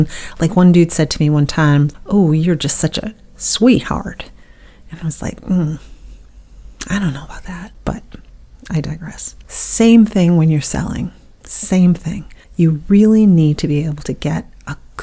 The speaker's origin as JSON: {"language": "English", "town": "Buffalo", "region": "New York", "country": "United States", "tie": "born or raised there", "moved": "as an adult", "lives_now": "Southern United States", "said": "I was born in the North. I lived in Buffalo until I was 40 years old, and then I moved down to the South"}